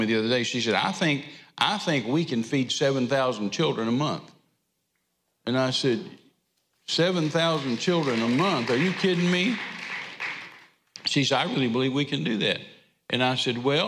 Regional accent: Texas, United States; we're from Texas. We're used to being hot

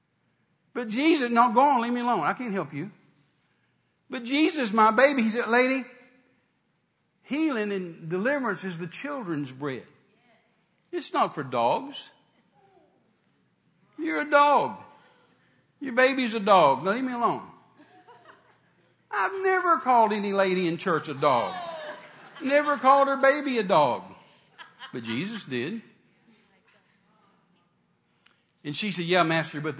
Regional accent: Texas, United States; I'm a Texan

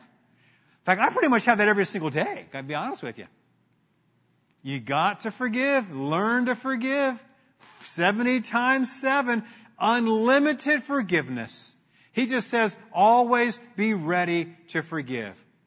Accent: Glendora, California, United States; Grew up in Glendora, in, in, in Glendora

